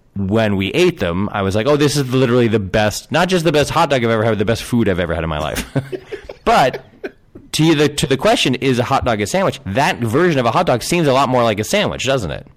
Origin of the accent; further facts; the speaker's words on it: Connecticut, United States; moved away; I grew up in Connecticut